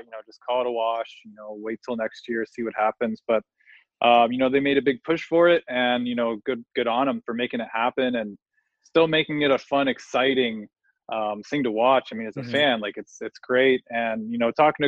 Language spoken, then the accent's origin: English; Nashville, Tennessee, United States; also born or lived in San Diego, California; I had moved to Nashville from San Diego when I was about 10 years old